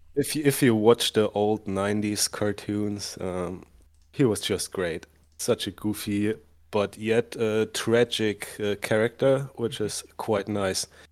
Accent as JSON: {"language": "English", "country": "Germany", "also_born_or_lived": "United States", "accent": "thick German", "second_language": "English", "said": "coming from Germany, which you can hear by my thick accent"}